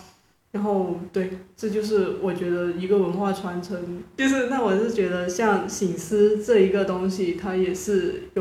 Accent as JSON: {"language": "Chinese", "country": "China", "said": "然后我就问他，就是你到底是从哪一点觉得我是中国人？"}